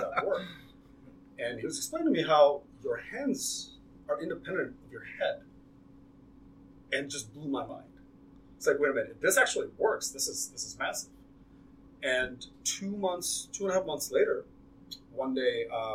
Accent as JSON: {"language": "English", "town": "Houston", "region": "Texas", "country": "United States", "tie": "born or raised there", "said": "I grew up in Houston"}